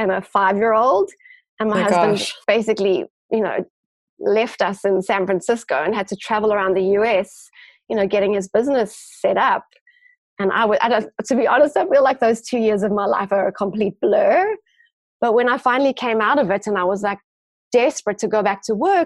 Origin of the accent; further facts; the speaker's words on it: Johannesburg, Gauteng, South Africa; also born or lived in Cape Town; I grew up in Johannesburg and did end up doing my Bachelor of Science in Johannesburg